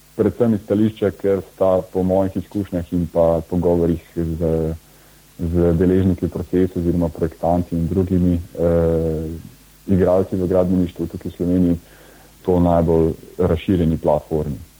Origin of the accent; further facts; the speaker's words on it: Bled, Upper Carniola, Slovenia; prihajam z Bleda, uh, tako da sem obiskoval uh, gimnazijo Selice